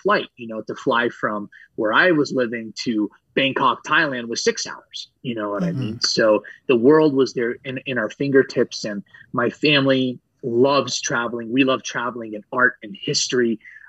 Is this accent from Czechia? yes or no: no; Saudi Arabia; Actually, my brother and I were the first born outside of Greece. I actually was born and raised in Saudi Arabia. My parents left Greece in their mid-20s.